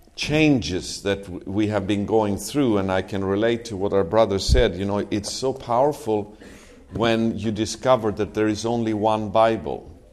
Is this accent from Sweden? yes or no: yes; Sweden; moved away as an adult; now in Israel; I'm from Sweden, but um, me and my family, we have been living in Israel for nine years.